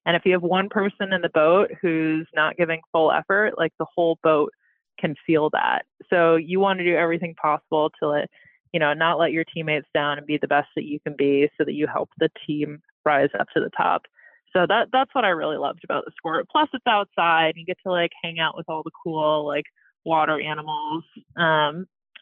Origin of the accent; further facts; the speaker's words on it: Ann Arbor, Michigan, United States; I'm from Michigan, from Ann Arbor, Michigan, and we happen to have our public high school had a rowing team